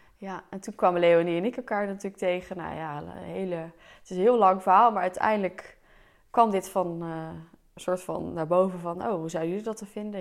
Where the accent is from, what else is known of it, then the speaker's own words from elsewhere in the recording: Delft, South Holland, Netherlands; ik kom dus uit Delft, dus ik heb hier ook op de middelbare school gezeten